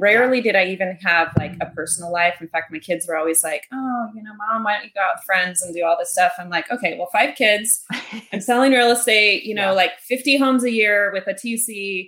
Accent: Park City, Utah, United States; So I was born in Utah and so originally in Utah, we've lived there for a little while.

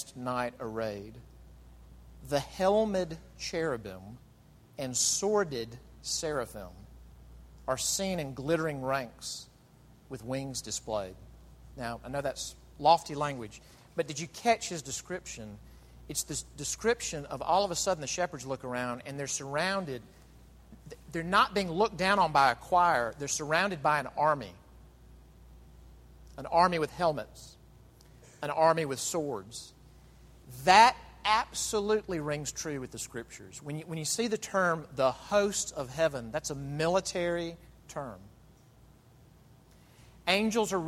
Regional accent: United States

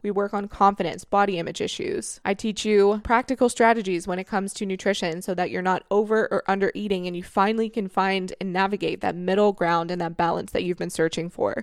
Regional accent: Florida, United States; moved away; you guys know I'm from Florida. Whenever I go home from Florida

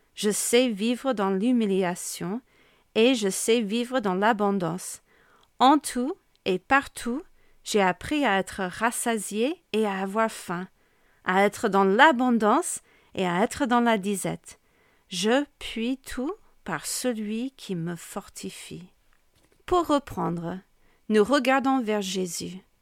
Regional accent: United States; accent: American; French is a second language; moved away as an adult; now in Amiens, France; je pense que tu peux constater mon accent bien américain, qui ne se perd pas même après plus de 20 ans vécu en France

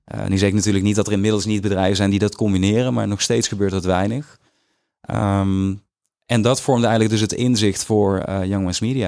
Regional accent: Weert, Limburg, Netherlands; moved away; also born or lived in Stramproy; als jongen van tien in Limburg, in dat dorpje waar ik ben opgegroeid

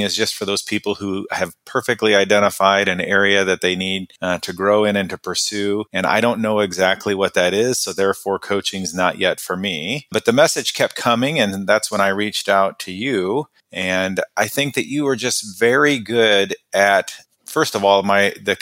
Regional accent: Midwest, United States; moved away as an adult; also born or lived in Oklahoma / Chicago / India; I grew up in the Midwest in a small town boy. I grew up in a town of 800 people

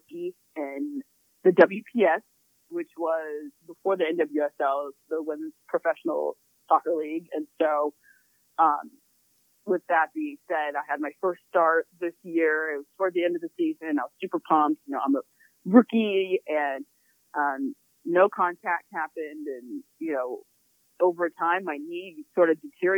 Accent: Glendale, Arizona, United States; I grew up in the blazing heat of Glendale, Arizona.

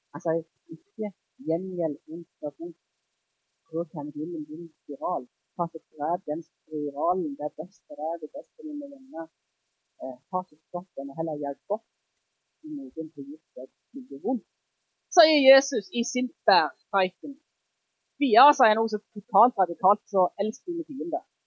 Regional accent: Jæren, Rogaland, Norway; jeg er jærbu

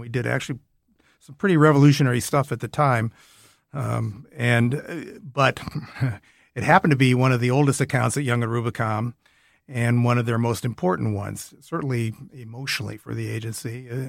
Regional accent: Minnesota, United States; moved away; I was from Minnesota.

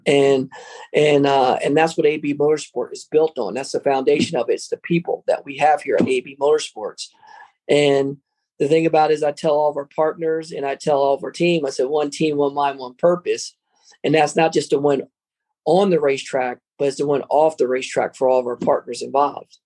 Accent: Trenton, New Jersey, United States; I grew up around Chambersburg was Italian Village

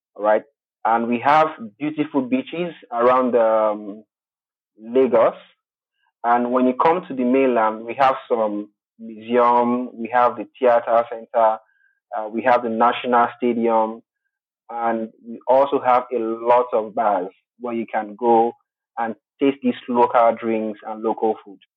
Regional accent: Togo; now in Nigeria; I'm originally from Togo. Togo is a French-speaking country in West Africa, uh, but currently I am in Nigeria

